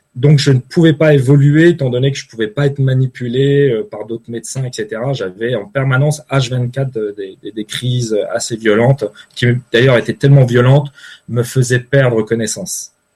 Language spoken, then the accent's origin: French; Paris, Île-de-France, France; moved away as an adult; now in Switzerland; je suis originaire de Paris